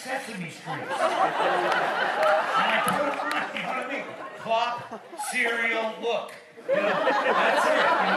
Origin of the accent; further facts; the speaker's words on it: New Jersey, United States; I'm from New Jersey.